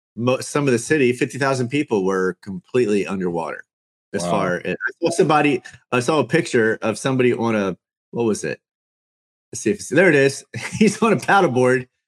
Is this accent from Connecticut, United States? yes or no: no; Catonsville, Maryland, United States; accent: Maryland speak; also born or lived in Baltimore; I was raised in Catonsville